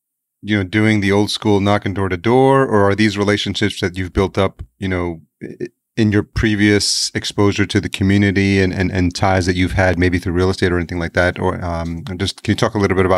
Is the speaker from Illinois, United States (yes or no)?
no; New York City, New York, United States; I grew up in New York, I'm Latino